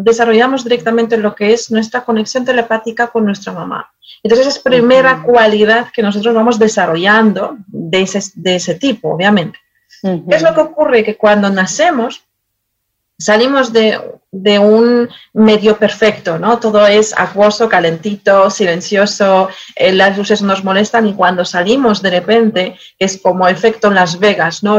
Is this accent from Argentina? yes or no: no; Poland; born or raised there; Spanish is a second language; moved away as an adult; now in Madrid, Spain